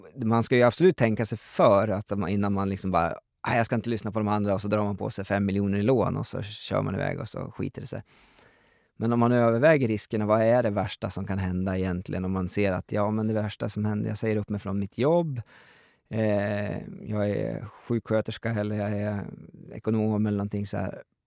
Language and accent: Swedish; Gräftåvallen, Jämtland, Sweden; jag växte upp i den miljön